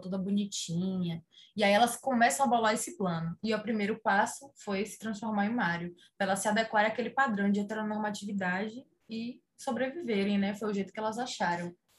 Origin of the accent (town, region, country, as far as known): Salvador, Bahia, Brazil